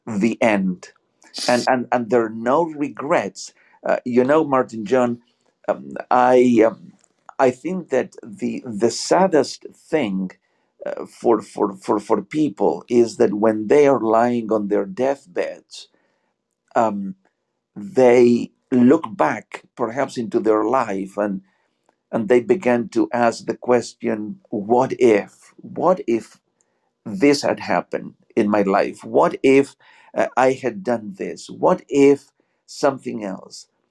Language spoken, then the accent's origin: English; Buenos Aires, Argentina; English is a second language; also born or lived in Georgia, United States; now in Atlanta area, Georgia, United States; where I am from, uh, originally from uh, Buenos Aires, Argentina.